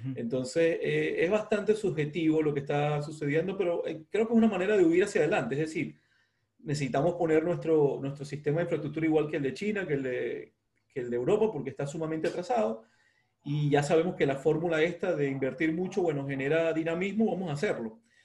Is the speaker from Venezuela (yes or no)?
yes; Venezuela; also born or lived in Ecuador; now in Mexico; con todos los venezolanos en el mundo, viví en Ecuador, ahora estoy en México